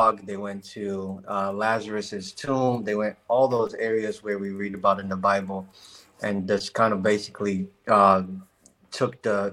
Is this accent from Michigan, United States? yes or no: yes; Grand Rapids, Michigan, United States; also born or lived in Anambra State, Nigeria; I was born in Nigeria, another country. But I moved to Grand Rapids when I was 6 years old in 2003